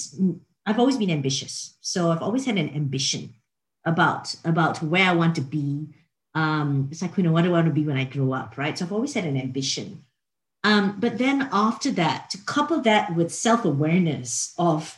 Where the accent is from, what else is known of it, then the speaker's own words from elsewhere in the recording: Singapore; moved away as an adult; also born or lived in Australia; I'm from Singapore originally